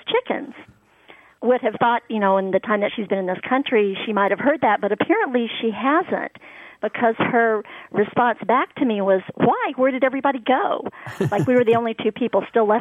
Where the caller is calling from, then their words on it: San Diego, California, United States; I'm calling from San Diego